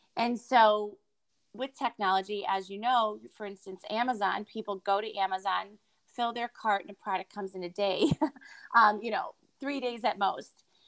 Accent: Connecticut, United States; moved away as an adult; also born or lived in Boston / Midwest; I moved to Boston because I was from Connecticut.

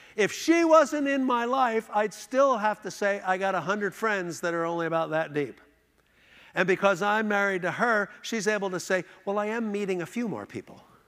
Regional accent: Philadelphia, Pennsylvania, United States; now in Houston, United States; we grew up here in Philadelphia.

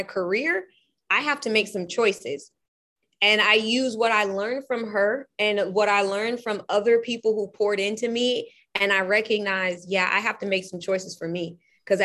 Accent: California, United States; now in Portland, United States; I'm from California. My mom made sure I went to all of the most predominantly white schools you can think about

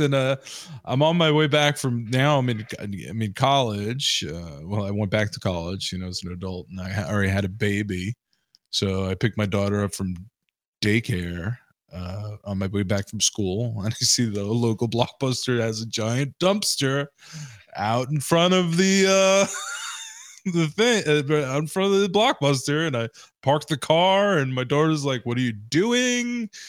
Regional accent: Queens, New York, United States; So growing up in Queens, New York, you know, latchkey kid, if you will, our Genovese had a dumpster.

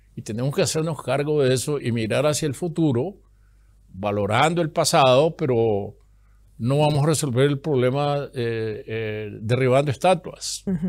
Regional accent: Masatepe, Masaya, Nicaragua; moved away as an adult; also born or lived in Costa Rica / Germany; el pueblo donde yo nací, en Mazatepe

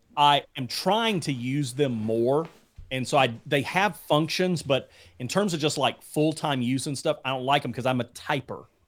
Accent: Alabama, United States; moved away; I'm from Alabama originally.

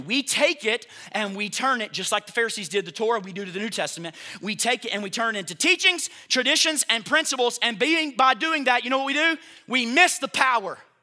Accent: United States; It's called being an American. And I'm proud to be one

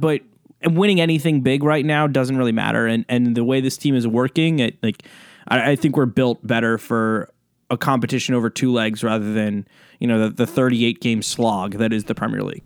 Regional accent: United States; I'm coming to you more as an American

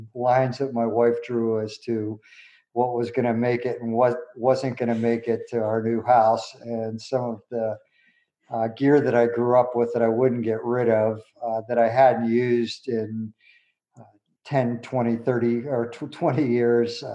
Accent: Pittsburgh, Pennsylvania, United States; I grew up in Western Pennsylvania in Pittsburgh

